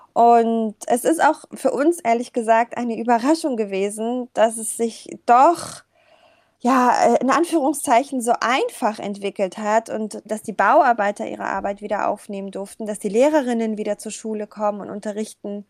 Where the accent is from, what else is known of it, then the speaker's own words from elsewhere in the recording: Hamburg, Germany; also born or lived in Kabul, Afghanistan; als Hamburgerin